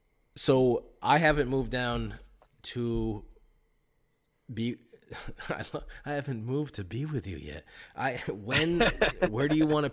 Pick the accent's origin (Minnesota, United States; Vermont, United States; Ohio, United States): Vermont, United States; Champlain Valley; I grew up in the Champlain Valley where Lake Champlain is.